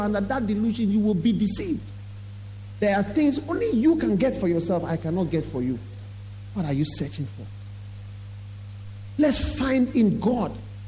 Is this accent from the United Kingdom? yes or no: no; Winneba, Central Region, Ghana; And I know he's from Winneba. I'm also from Winneba.